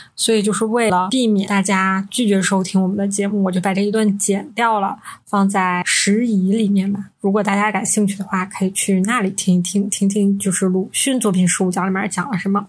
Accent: Northeast China, China; 我们是三个来自东北的 ladies

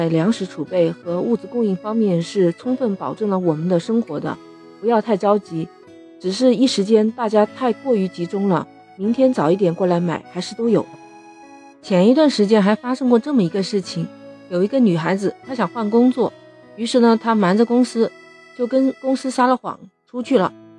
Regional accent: Shenzhen, Guangdong, China; 我们深圳人民

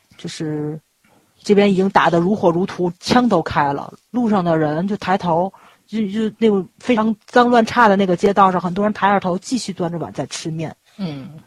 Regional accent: China; 咱们中国这边开过公司

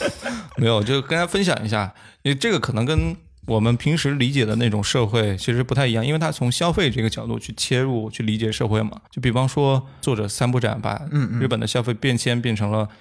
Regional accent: Liaoning, China; 反而是在可能在我们老家，比如说辽宁，

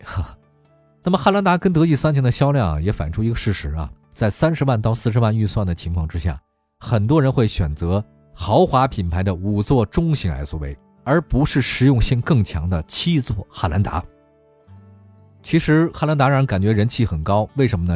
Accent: China; 给我们中国人留下这么深刻的印象

